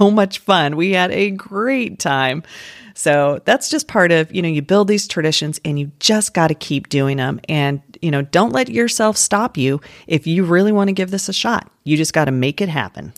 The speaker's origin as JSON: {"language": "English", "town": "Denver", "region": "Colorado", "country": "United States", "tie": "born or raised there", "moved": "yes", "said": "where I grew up in Denver"}